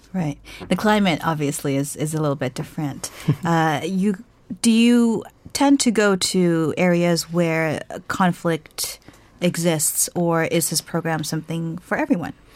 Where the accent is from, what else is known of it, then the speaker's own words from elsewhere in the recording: United States; as an American